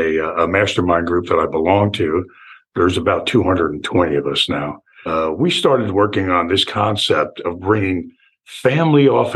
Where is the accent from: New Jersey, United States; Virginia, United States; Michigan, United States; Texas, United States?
New Jersey, United States; Newark; moved away as an adult; also born or lived in California / Florida; now in Venice, Florida, United States; I was born and raised in Newark, New Jersey, and lived my childhood in New Jersey